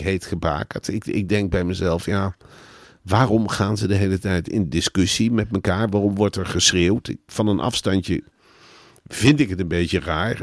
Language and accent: Dutch; Netherlands; Wij als Nederlanders hebben eigenlijk hetzelfde gedrag in Spanje.